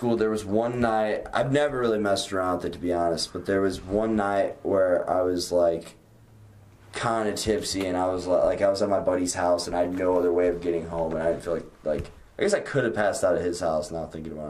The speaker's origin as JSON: {"language": "English", "town": "Wentzville", "region": "Missouri", "country": "United States", "moved": "as an adult", "lives_now": "Springfield, United States", "said": "I'm from Wentzville, Missouri."}